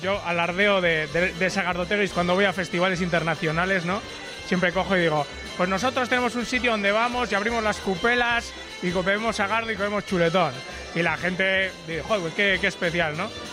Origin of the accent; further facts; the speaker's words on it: Vitoria-Gasteiz, Basque Country, Spain; Yo soy de Gasteiz.